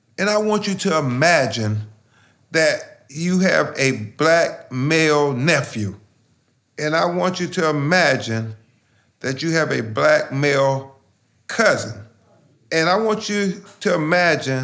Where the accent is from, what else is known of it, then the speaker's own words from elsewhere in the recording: Lumberton, North Carolina, United States; now in Florida, United States; I grew up in the government housing projects, single mother, raised me and my two little brothers. The statistics said that, hey, you're going to end up in a minimum wage job, or you're going to end up in prison, or you're going to end up dead. That's what the statistics said about me and every other little black boy growing up in Lumberton, North Carolina